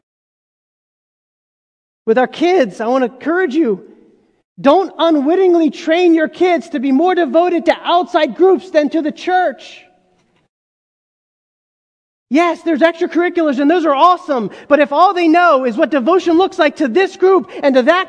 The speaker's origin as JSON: {"language": "English", "country": "United States", "tie": "born or raised there", "said": "I was a part of this group of other Egyptians who had immigrated, and we were kind of first generation born in America"}